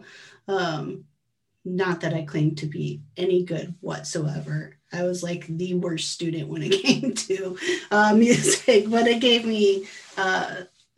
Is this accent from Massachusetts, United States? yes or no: no; Iowa, United States; also born or lived in Oceanside, California; growing up in Iowa in the Midwest